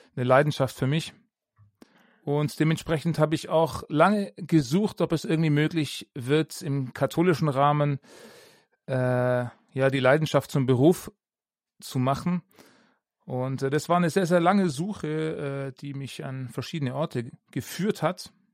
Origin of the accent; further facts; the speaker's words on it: Ravensburg, Baden-Württemberg, Germany; moved away as an adult; also born or lived in Augsburg; ich bin in Ravensburg aufgewachsen